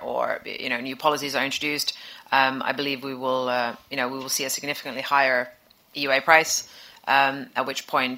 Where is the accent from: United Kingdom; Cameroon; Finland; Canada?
Finland; I'm from Finland